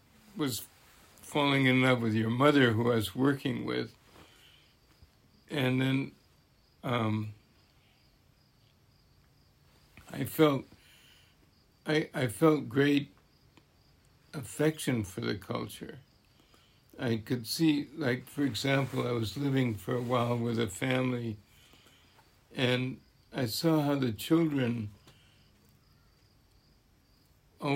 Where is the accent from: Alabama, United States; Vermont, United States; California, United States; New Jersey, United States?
Vermont, United States; I was born in Vermont mm-hmm. and raised there